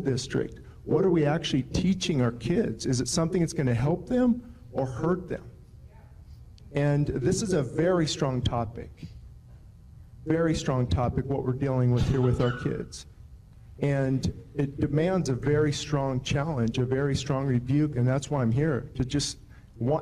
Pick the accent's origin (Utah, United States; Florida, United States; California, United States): California, United States; Lancaster; I was born in Lancaster, lived here all my life